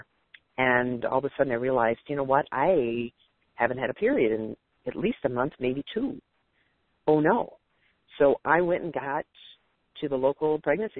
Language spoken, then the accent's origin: English; Detroit, Michigan, United States; now in Dallas, United States; I'm from the Detroit area. I live just north of Detroit. I grew up there. I'm in Dallas now